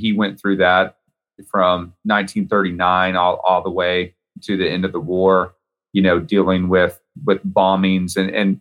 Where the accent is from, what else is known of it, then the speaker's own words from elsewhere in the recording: Texas, United States; I'm from Texas